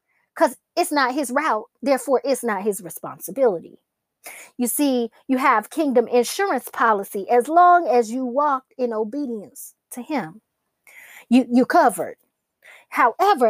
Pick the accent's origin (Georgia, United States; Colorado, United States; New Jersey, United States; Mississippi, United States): Georgia, United States; Atlanta; I'm from Atlanta. I've lived in this city my entire life. I'm a true Georgia peach